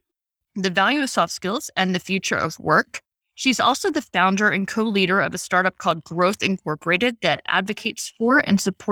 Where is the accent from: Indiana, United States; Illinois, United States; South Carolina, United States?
Illinois, United States; Chicago; I grew up in Chicago in the city where I was taking the number 6 Jeffrey Express bus with friends, even in elementary school